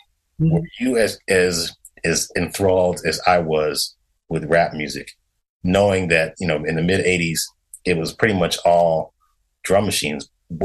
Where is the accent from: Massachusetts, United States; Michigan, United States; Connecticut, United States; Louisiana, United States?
Connecticut, United States; I grew up in Connecticut and went to Howard in the mid 80s